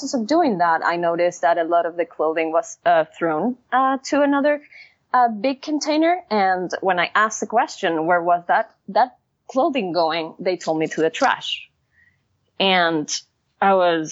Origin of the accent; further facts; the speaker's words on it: Caracas, Capital District, Venezuela; moved away; I grew up in Caracas, Venezuela.